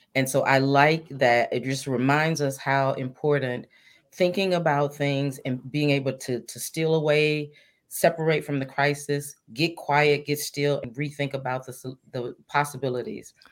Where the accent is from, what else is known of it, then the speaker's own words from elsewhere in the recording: Mississippi, United States; moved away; I'm originally from Mississippi.